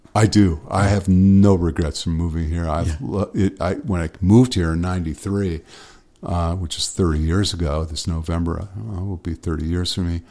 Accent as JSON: {"language": "English", "town": "Los Angeles", "region": "California", "country": "United States", "tie": "born or raised there", "moved": "as an adult", "lives_now": "Nashville, United States", "said": "I grew up in Los Angeles"}